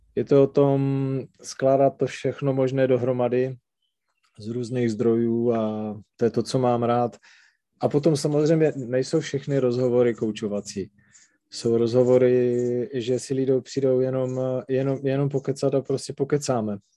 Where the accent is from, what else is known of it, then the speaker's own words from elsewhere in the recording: Třinec, Moravian-Silesian Region, Czechia; accent: Silesian dialect; first language Silesian dialect; Czech is a second language; to specifické nářečí, to sleské, a říkám, takhle se tady bavit nebudeme, protože tohle byl můj rodný jazyk a čeština, tu jsem si až musel naučit jako druhou